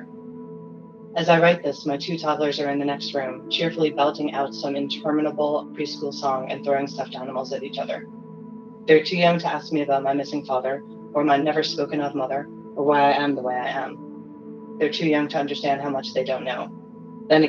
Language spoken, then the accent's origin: English; New York City, New York, United States; I was born in Yorkville, which is the very far east neighborhood in New York City